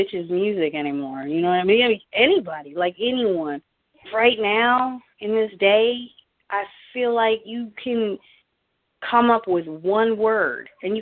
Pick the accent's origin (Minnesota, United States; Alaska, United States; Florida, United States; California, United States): California, United States; also born or lived in Colorado Springs, Colorado; I was born in Colorado Springs. I don't remember any of it. Moved to California when I was 3.